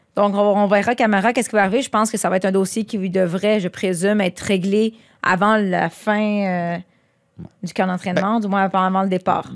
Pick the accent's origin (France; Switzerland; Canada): Canada; Quebec; je suis québécois